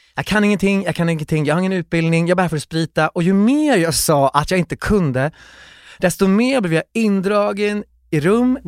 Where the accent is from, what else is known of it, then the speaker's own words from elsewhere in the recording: Kiruna, Norrbotten County, Sweden; jag föddes i Kiruna